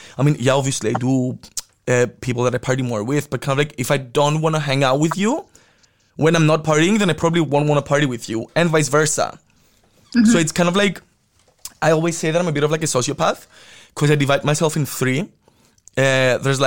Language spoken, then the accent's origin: English; Cyprus; growing up in Cyprus